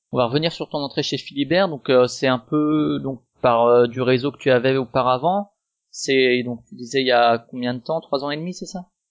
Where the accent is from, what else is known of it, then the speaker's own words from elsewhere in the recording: Strasbourg, Grand Est, France; je suis de, de Strasbourg